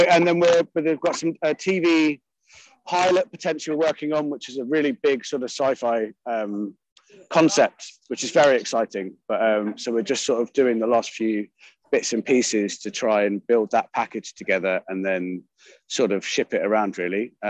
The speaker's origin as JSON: {"language": "English", "country": "United Kingdom", "said": "especially as a Brit"}